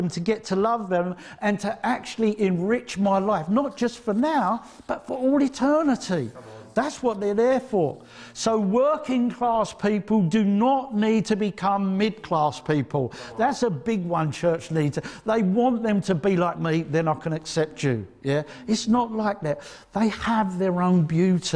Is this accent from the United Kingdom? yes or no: yes; Essex, East of England, United Kingdom; I come from Essex